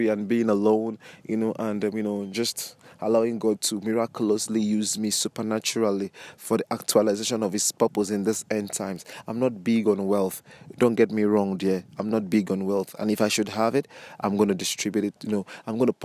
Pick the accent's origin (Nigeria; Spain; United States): Nigeria; I'm a Nigerian